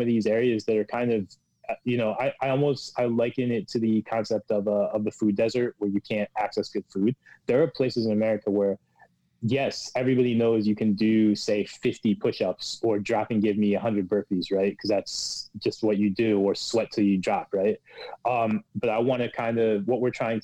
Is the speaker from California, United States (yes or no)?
no; Pennsylvania, United States; now in New York, United States; I grew up in Pennsylvania